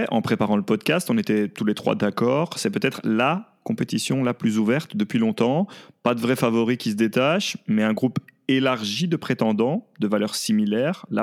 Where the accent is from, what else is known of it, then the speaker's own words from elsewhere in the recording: Belgium; Nous, en tant que Belges euh, de manière générale